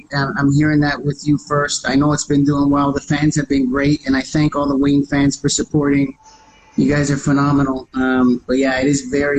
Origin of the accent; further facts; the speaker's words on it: Canada; born there; accent: New York; I was raised by Italian immigrants. So it's funny. I was born in Canada, but I got that little New York accent.